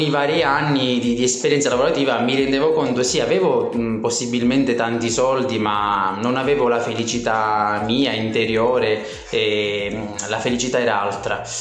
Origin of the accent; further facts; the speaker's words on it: Gela, Sicily, Italy; moved away; ventisette anni, eh, vengo da Gela, una bellissima città della Sicilia.